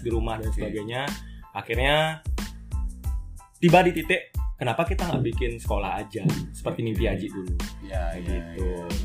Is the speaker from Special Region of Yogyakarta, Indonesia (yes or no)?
no; Denpasar, Bali, Indonesia; moved away as an adult; Dari dulu kebetulan saya memang besar di Denpasar, dewasanya di luar Bali.